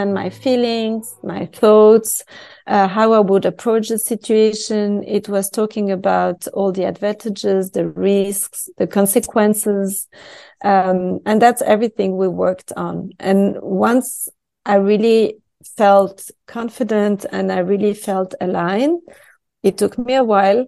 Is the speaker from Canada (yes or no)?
no; Switzerland; first language French; English is a second language; moved away